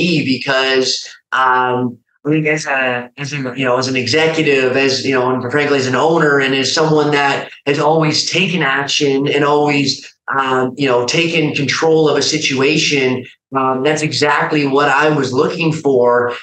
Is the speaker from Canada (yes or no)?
yes; Calgary, Alberta, Canada; moved away as an adult; now in Austin, United States; I'm a Canadian by background. I, currently live now down in Austin, Texas. But when I, first came across IAMACOMEBACK, I was living at home in Canada, in Calgary